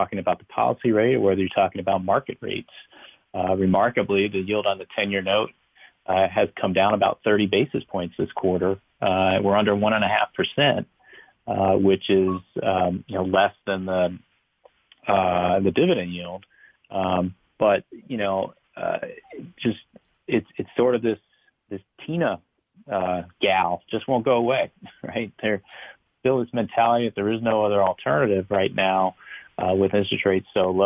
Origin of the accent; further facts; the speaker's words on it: Long Beach, California, United States; moved away; when I grew up in Long Beach as a child